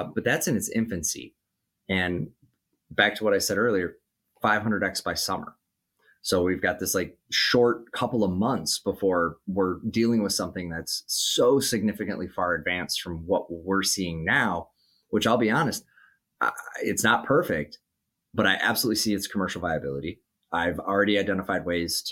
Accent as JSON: {"language": "English", "region": "Minnesota", "country": "United States", "tie": "born or raised there", "said": "in my home state of Minnesota"}